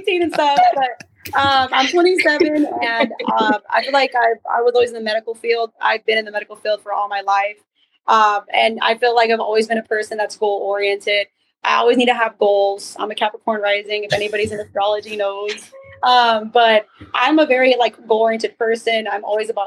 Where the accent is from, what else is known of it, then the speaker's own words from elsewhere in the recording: the West Valley, Arizona, United States; In the Valley. Born and raised in Arizona.